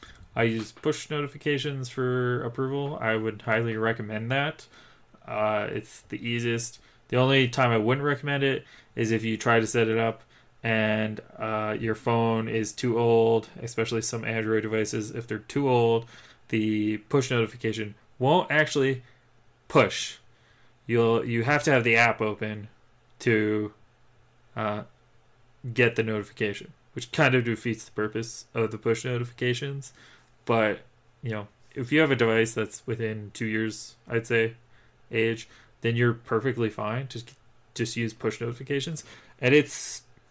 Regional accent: Canada; I am a Canadian

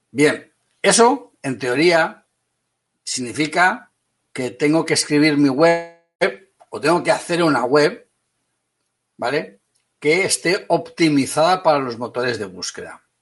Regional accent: Valencia, Valencian Community, Spain; also born or lived in Madrid; yo nací en Madrid y soy de Valencia.

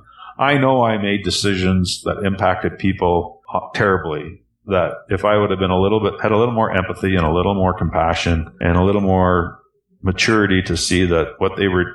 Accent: Canada; also born or lived in Calgary; as a Canadian

